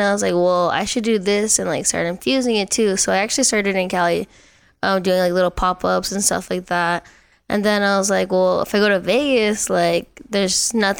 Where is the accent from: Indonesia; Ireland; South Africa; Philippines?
Philippines; since I'm Filipino, I'll do like teriyaki bowls, like lumpia, stuff like that.